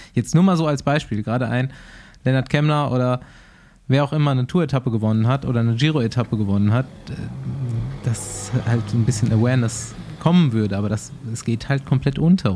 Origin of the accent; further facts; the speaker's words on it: Düsseldorf, North Rhine-Westphalia, Germany; als Düsseldorfer